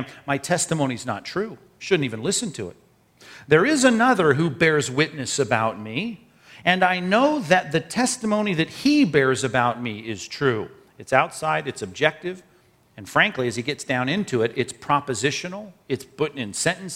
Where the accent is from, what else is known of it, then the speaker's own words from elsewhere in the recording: Long Beach, California, United States; a latchkey kid when I was growing up in Long Beach